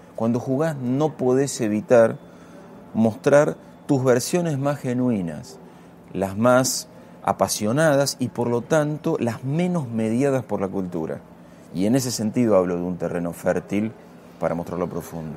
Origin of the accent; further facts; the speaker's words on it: Castelar, Buenos Aires Province, Argentina; me crié en Castelar jugando al fútbol